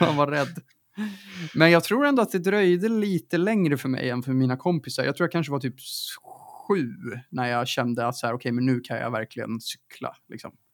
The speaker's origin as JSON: {"language": "Swedish", "town": "Stockholm", "region": "Stockholm County", "country": "Sweden", "tie": "born or raised there", "said": "jag är uppvuxen i Stockholms innerstad"}